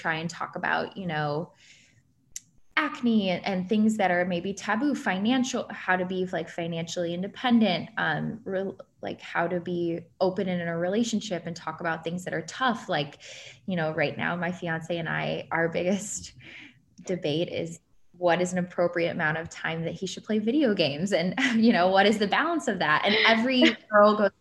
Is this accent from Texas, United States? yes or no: no; Ohio, United States; now in New York, United States; I'm from Ohio.